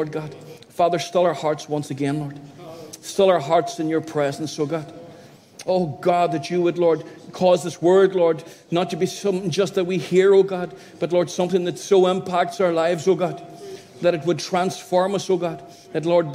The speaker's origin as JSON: {"language": "English", "region": "County Donegal", "country": "Ireland", "tie": "born or raised there", "moved": "as an adult", "lives_now": "Derry, United Kingdom", "said": "Born and bred in Donegal, a little country area"}